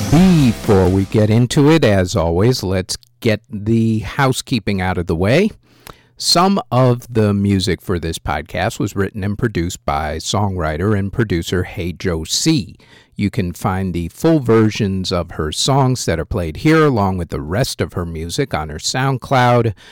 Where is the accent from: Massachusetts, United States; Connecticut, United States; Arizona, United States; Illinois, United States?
Massachusetts, United States; Western; also born or lived in Lincoln, England; Once he was out of the military, we settled in Western Massachusetts.